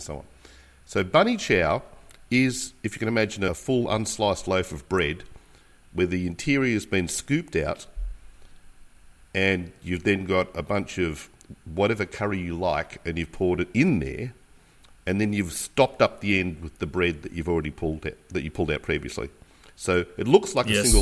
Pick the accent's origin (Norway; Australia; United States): Australia; being Australian